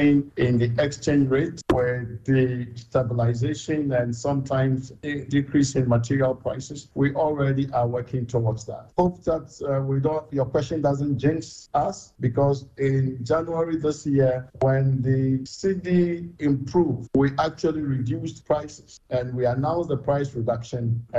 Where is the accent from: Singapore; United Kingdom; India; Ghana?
Ghana; So I'm a Ghanaian